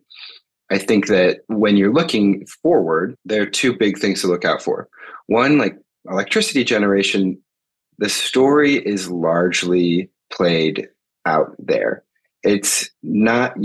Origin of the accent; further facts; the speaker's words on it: Michigan, United States; moved away as an adult; also born or lived in Massachusetts; now in Washington, D.C., United States; I grew up in Michigan, went to Williams College out in Massachusetts, and then moved to DC after school. And I've been here ever since.